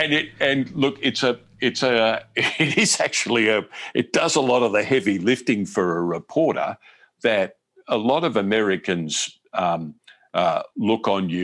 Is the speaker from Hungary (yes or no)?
no; Australia; moved away as an adult; now in United States; I'm from Australian television, from Australia's Seven Network